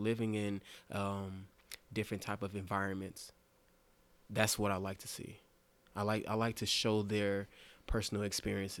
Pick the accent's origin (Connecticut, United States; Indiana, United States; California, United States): California, United States; Carson; now in Denver, United States; Carson, California, born and raised